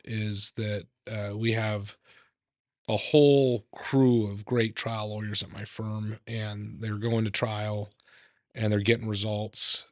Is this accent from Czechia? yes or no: no; Idaho, United States; I grew up in Idaho